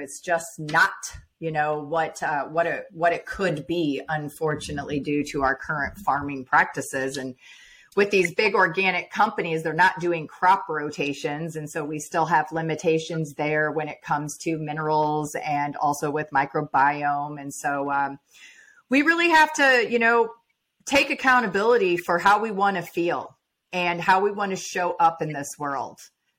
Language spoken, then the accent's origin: English; Midwest, United States; We ate hot dogs, all the stuff, Kool-Aid, right? Sweet tea. I grew up in the Midwest.